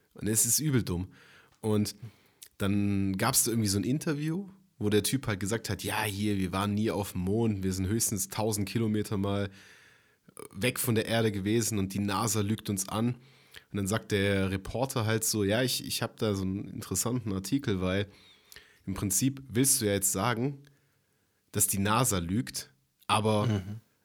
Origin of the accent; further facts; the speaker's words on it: Germany; bei uns in Deutschland